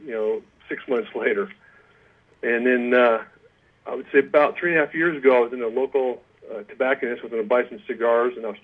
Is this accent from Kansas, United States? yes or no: no; East Bay, Bay Area, California, United States; moved away as an adult; now in Auburn, United States; I grew up in the Bay Area in California, over in the East Bay